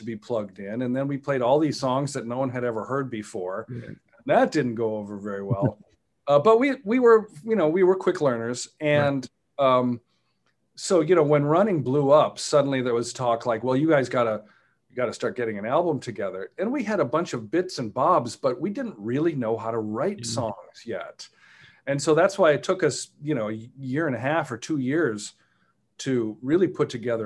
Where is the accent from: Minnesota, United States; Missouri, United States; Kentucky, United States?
Minnesota, United States; moved away; also born or lived in New York City; we lived in a province, essentially, you know, back in Minnesota